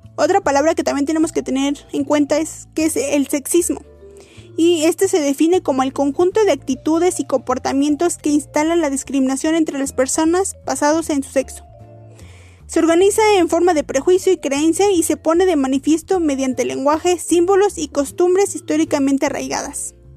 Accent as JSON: {"language": "Spanish", "country": "Mexico", "said": "nosotros como mexicanos"}